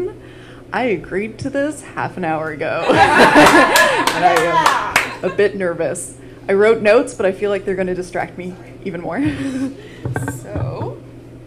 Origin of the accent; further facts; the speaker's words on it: Vienna, Austria; moved away as an adult; also born or lived in United Kingdom; now in Cincinnati, United States; I am originally from Europe, Austria